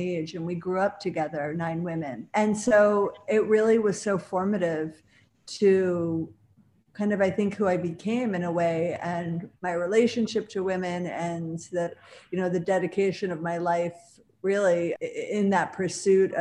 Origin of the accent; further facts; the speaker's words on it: Buffalo, New York, United States; now in Manhattan, United States; I'm from Buffalo